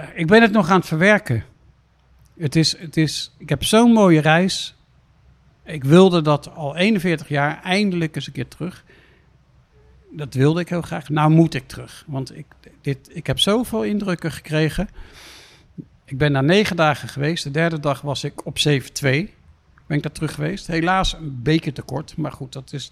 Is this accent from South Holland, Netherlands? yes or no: yes; The Hague, South Holland, Netherlands; ik kom hier uit Den Haag vandaan. Ik was een straatschoffie